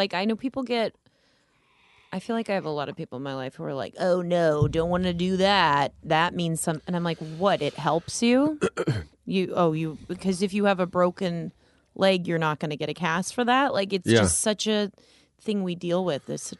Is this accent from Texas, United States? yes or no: no; Las Vegas, Nevada, United States; I'm from Las Vegas, born and raised.